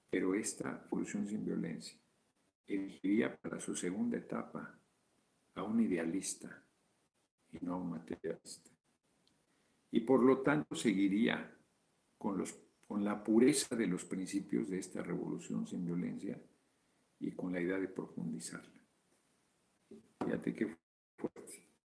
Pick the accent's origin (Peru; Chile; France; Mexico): Mexico; Como mexicano, el mejor un espíritu de valor, noña el chingoleón.